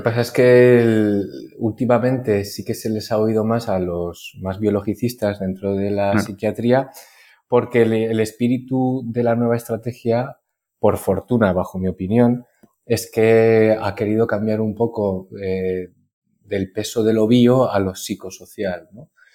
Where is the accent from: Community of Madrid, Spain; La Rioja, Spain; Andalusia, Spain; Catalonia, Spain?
La Rioja, Spain; moved away as an adult; also born or lived in Navarre; me pude venir a mi tierra, a La Rioja que es donde estoy ahora trabajando